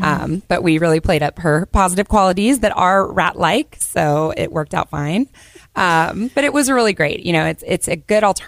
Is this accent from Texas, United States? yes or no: yes; Austin, Texas, United States; growing up in Austin